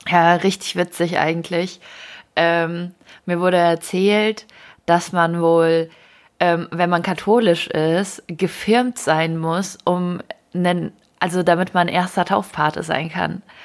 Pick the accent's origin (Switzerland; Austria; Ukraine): Ukraine; now in Germany; ich komme aus der Ukraine.